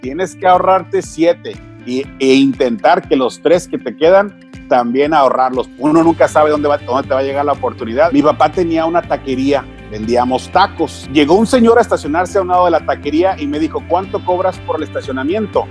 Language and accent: Spanish; Tijuana, Baja California, Mexico; moved away; also born or lived in St. Louis; yo nací en Tijuana, México